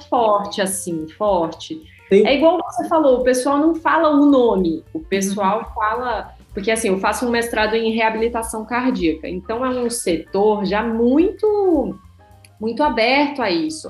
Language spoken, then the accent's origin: Portuguese; interior of Paraíba, Brazil; moved away as an adult; also born or lived in São Paulo; now in Portugal; na cidade onde eu nasci, no interior da Paraíba